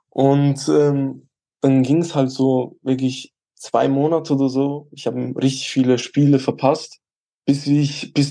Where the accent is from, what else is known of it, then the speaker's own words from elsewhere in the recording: Switzerland; bei uns in der Schweiz gibt es halt keine U19, da gibt es nur U18 und dann direkt U21.